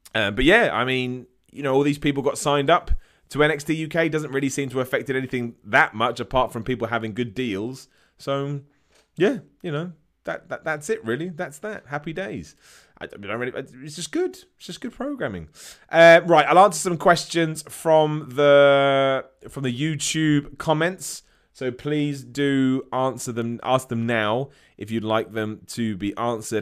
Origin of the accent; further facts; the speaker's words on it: United Kingdom; I'm from Britain